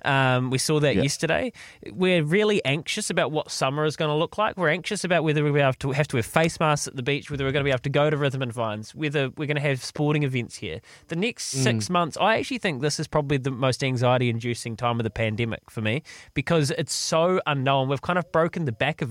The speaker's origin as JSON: {"language": "English", "country": "New Zealand", "said": "they're as much New Zealander as I am"}